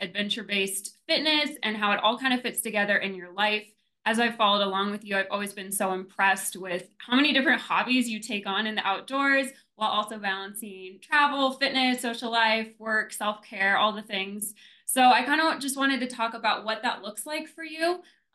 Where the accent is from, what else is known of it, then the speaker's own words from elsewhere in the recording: Midwest, United States; now in Colorado, United States; I grew up in the Midwest, which is like so flat